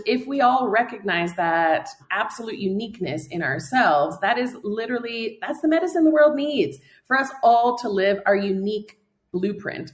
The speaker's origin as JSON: {"language": "English", "country": "United States", "tie": "born or raised there", "also_born_or_lived": "Warsaw, Poland", "moved": "as an adult", "said": "I moved to Poland when I was 18. I'm American born, but I'm half Polish"}